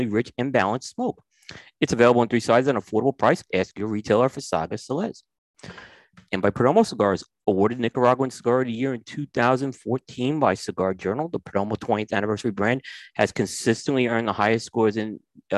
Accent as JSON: {"language": "English", "region": "New York", "country": "United States", "tie": "born or raised there", "said": "growing up in New York"}